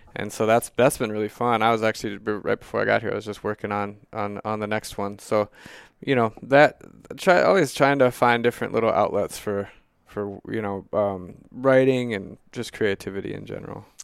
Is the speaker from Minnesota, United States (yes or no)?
yes; Mankato, Minnesota, United States; also born or lived in Duluth, Minnesota; I grew up in Mankato, Minnesota and then I moved to Duluth